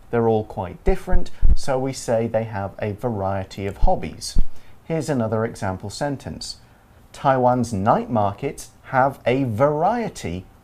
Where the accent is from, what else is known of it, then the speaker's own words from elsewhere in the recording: East Midlands, United Kingdom; So I am from Nottinghamshire, or Nottinghamshire, for, as another way to say it. This is a county, and the city of Nottingham is inside it.